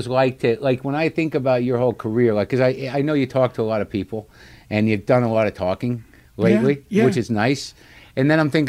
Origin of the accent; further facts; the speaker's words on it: New Mexico, United States; being a Jewish guy and not... my parents were from Jersey, so they were relocated where I grew up in New Mexico.